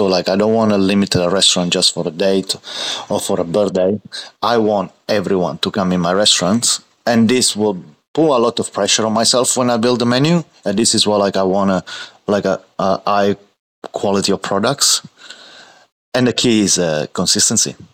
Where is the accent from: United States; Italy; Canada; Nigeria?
Italy; Martina Franca, Apulia; moved away as an adult; now in Australia; in, and raised in Martina Franca, which is a small city in uh, Puglia.